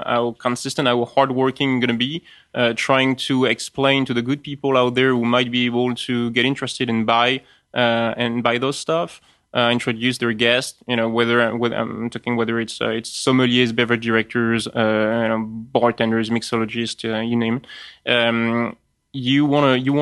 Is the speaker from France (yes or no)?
yes; France; accent: French; English is a second language; That's my French accent kicking